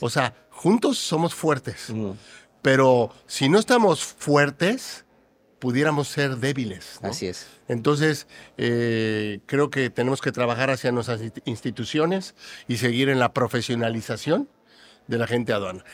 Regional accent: Mexico; en mi país, en México

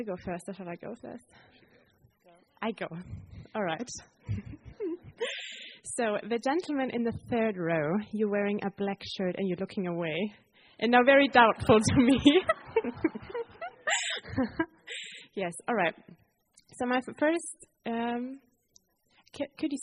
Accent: Germany; moved away; I'm from Germany

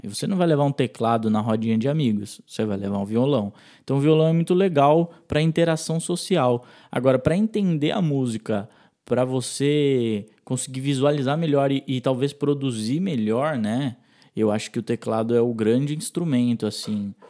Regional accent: Itatiba, São Paulo, Brazil; also born or lived in Sorocaba; quando eu saí de Itatiba, fui morar em Sorocaba para cursar uma faculdade

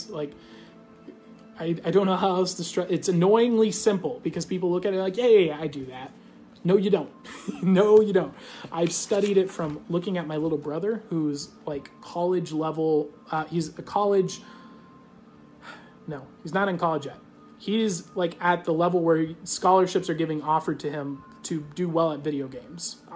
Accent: Australia; I'm Australian.

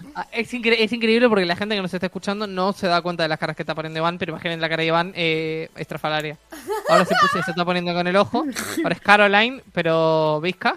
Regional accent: Uruguay

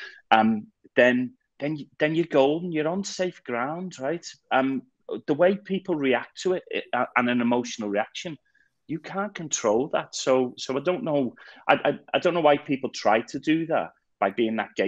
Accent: Liverpool, North West England, United Kingdom; growing up in Liverpool in the 80s, through mass unemployment and all of that type of stuff

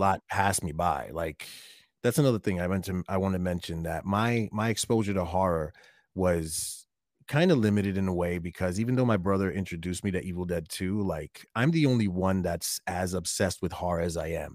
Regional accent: New York City, New York, United States; my apartment where I grew up in Brooklyn

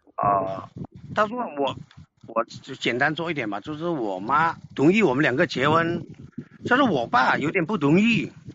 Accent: Guangdong, China; accent: southern; non-standard Mandarin of Guangdong people; 我，就是广东人嘛，就是广东人，这边说的普通话不是很标准

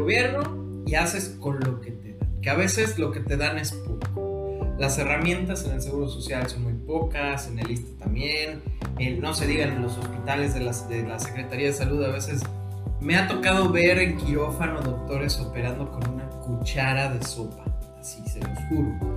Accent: Mexico; also born or lived in Cozumel; como investigador mexicano de COVID

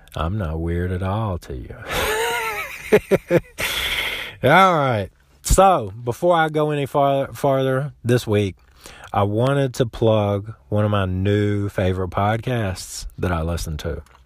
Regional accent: South Central Florida, United States; I grew up in South Central Florida

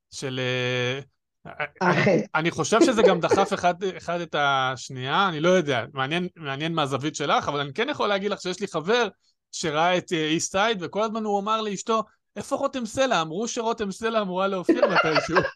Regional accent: Jerusalem, Jerusalem District, Israel

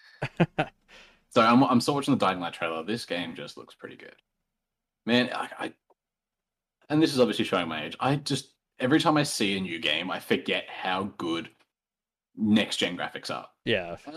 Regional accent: Australia; I am an Australian

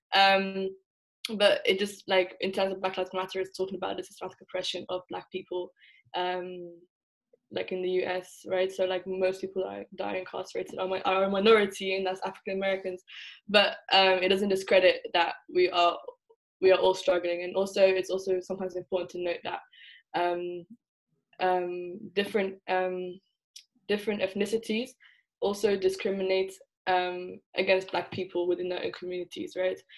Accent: England, United Kingdom; moved away as an adult; also born or lived in Netherlands; now in Leiden, Netherlands; I was born in the Netherlands uh, and grew up in England, so I'm essentially part of the diaspora, but I would identify as Somali.

